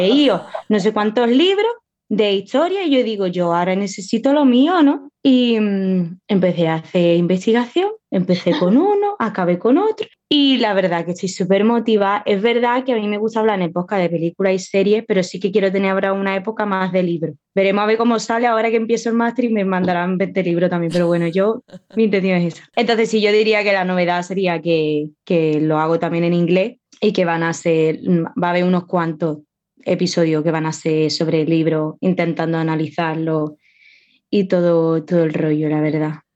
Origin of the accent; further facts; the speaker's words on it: Spain; accent: Spanish; Yo sé que yo soy española